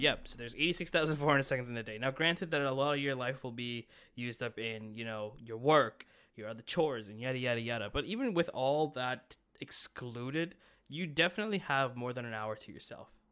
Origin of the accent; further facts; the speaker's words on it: Brampton, Ontario, Canada; I'm from Brampton